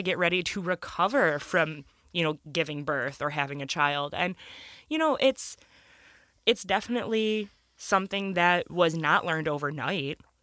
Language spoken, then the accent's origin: English; Michigan, United States; we're from Michigan, snow is a pretty normal thing.